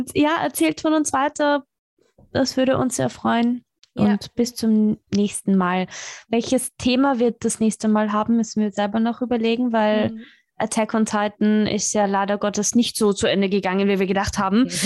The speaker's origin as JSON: {"language": "German", "region": "Vienna", "country": "Austria", "tie": "born or raised there", "said": "Ich bin Perserin, also in Wien geborene Perserin"}